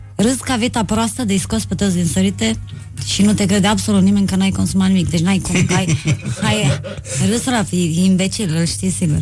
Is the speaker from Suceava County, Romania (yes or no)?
yes; Suceava, Suceava County, Romania; m-am născut în Suceava.